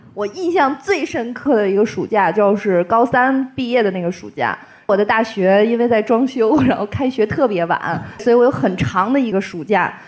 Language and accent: Chinese; Tianjin, China; also born or lived in Zhangjiakou, Hebei; 我们天津人都是相声 M T V